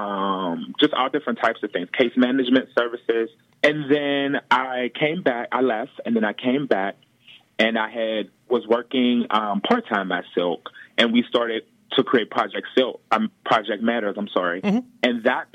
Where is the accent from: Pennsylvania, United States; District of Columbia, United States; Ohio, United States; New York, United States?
Pennsylvania, United States; Pittsburgh; also born or lived in Baldwin, Pennsylvania; I grew up in the Hill District